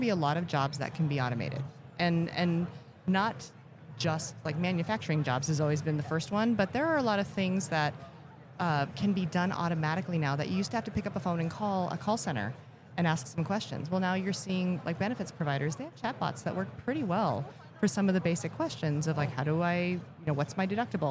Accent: Elkhart, Indiana, United States; I was born in Elkhart, Indiana

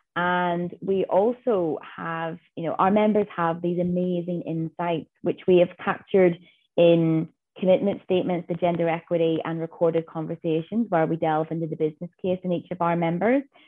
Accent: Northern Ireland, United Kingdom; moved away as an adult; now in Western Australia, Australia; I am a girl from Northern Ireland who has made her way to Western Australia

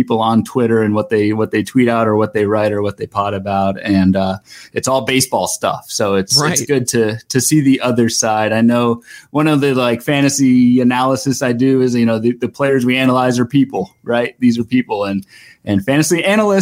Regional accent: Northern Virginia, United States; moved away as an adult; also born or lived in California / Charlotte, North Carolina / Mogadore, Ohio; I am pretty much born and raised in Northern Virginia. So a D.C. area.

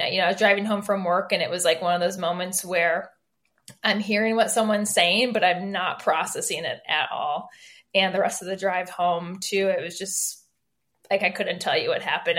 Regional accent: Michigan, United States; moved away as an adult; now in Chicago, United States; I'm from Michigan

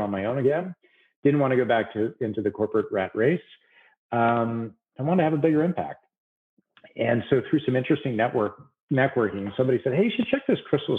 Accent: San Francisco Bay Area, California, United States; moved away as an adult; also born or lived in upstate New York / Washington, D.C. area; now in Southern California, United States; I'm from the Bay Area

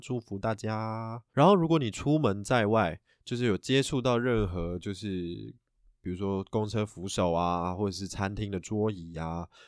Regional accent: Taiwan; 我们台湾人

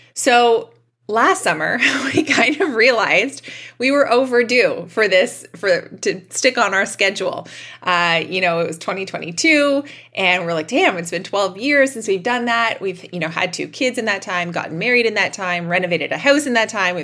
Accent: Canada; we're Canadian. We deal with cold winters every year

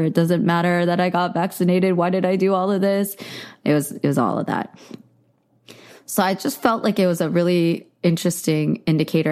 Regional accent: the Bay Area, California, United States; I grew up in the Bay Area

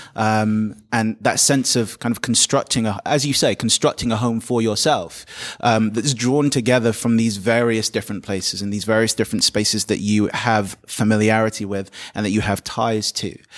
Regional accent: London, United Kingdom; I was born in London.

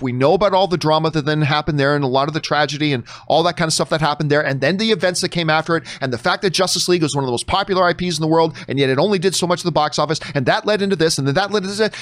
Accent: Canada; I say that as a Canadian

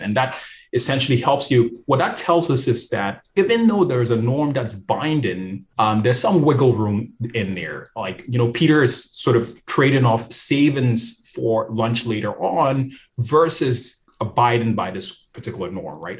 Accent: Ghana; moved away; here I am from Ghana, where tipping is not something that people

